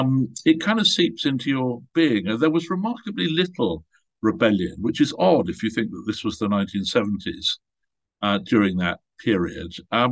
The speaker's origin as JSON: {"language": "English", "country": "Nigeria", "tie": "born there", "also_born_or_lived": "Malta / Switzerland / England / Ghana", "said": "I was born in Nigeria. My family moved all over the place. We were in Malta. We spent many years in Switzerland. And then during my teenage years, I was at boarding school in England, but we lived in Ghana, in West Africa."}